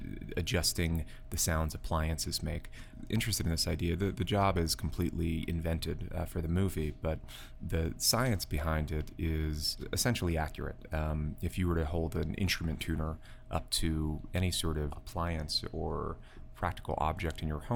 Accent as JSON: {"language": "English", "region": "outside of New York", "country": "United States", "tie": "born or raised there", "lives_now": "New York City, United States", "said": "I grew up in outside of New York, in the country, and having lived in a place like New York City, an urban environment for the last decade now"}